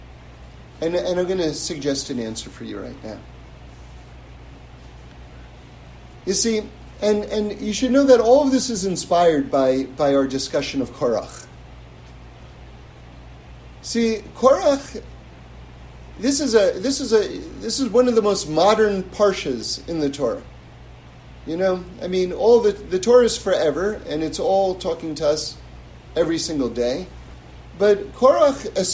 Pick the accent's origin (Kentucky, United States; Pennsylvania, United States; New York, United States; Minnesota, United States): New York, United States; New York City; now in Los Angeles, United States; I grew up on the Upper West Side in New York